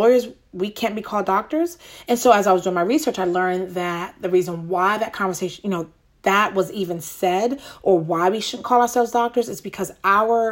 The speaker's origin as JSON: {"language": "English", "region": "New York", "country": "United States", "tie": "born or raised there", "moved": "yes", "said": "That's my home. That's my, my hometown, born and raised there"}